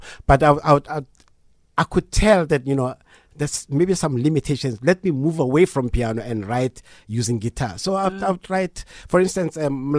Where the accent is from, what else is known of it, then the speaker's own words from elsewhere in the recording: Mamelodi, Gauteng, South Africa; growing up in Mamelodi